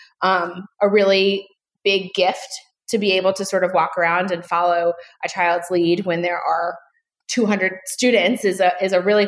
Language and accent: English; Goldsboro, North Carolina, United States; I was born and raised in Goldsboro, North Carolina